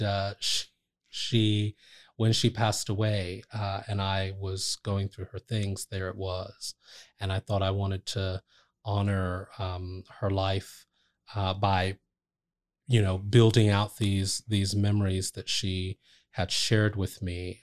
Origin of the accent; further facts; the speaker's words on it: Trenton, New Jersey, United States; I grew up in Trent, New Jersey